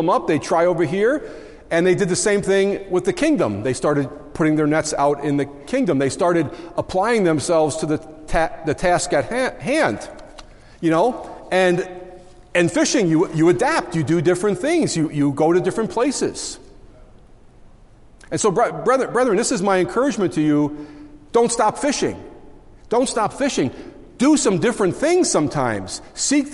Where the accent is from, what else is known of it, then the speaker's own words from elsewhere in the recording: Long Island, New York, United States; moved away as an adult; now in Syracuse, United States; I come from Long Island originally.